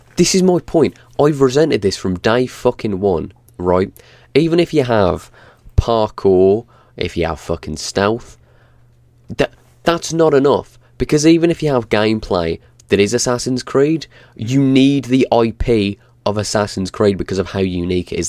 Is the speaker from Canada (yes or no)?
no; England, United Kingdom; as an Englishman